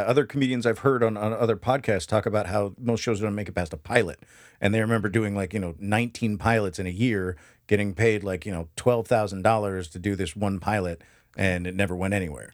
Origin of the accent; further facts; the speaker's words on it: United States; we Americans